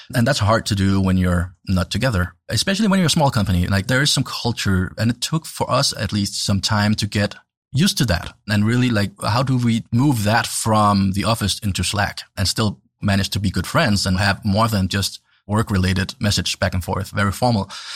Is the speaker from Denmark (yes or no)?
yes; Denmark; growing up in Denmark